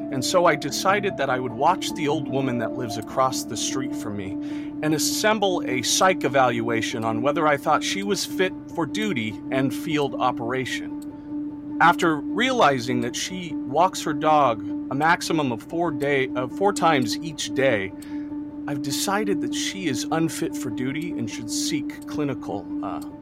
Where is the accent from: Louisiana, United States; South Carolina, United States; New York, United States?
New York, United States; Ithaca; I am from Ithaca, New York, and that's where I'm stationed now.